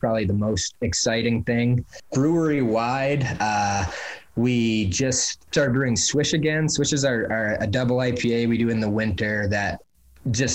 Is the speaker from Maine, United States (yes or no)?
yes; Milo, Maine, United States; now in Portland, United States; the town that my brother and I grew up in Milo, which is about 2.5 hours north of Portland